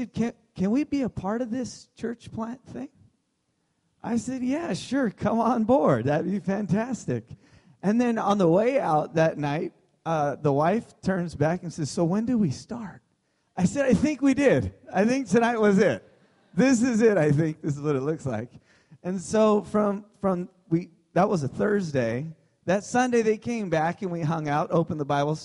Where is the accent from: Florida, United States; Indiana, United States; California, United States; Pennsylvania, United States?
California, United States; Southern; moved away as an adult; now in Santa Rosa, United States; I was from Southern California and spent my whole life there